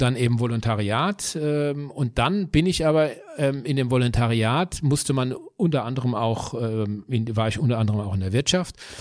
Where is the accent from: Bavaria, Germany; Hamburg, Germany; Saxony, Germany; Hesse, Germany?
Hesse, Germany; Bürstadt; ich komme aus Bürstadt, das ist ein kleines äh, Dorf in Südhessen